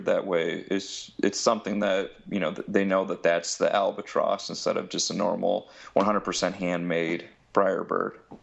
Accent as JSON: {"language": "English", "town": "Bellevue", "region": "Ohio", "country": "United States", "said": "I'm from Bellevue, Ohio. It's just a small town in Ohio"}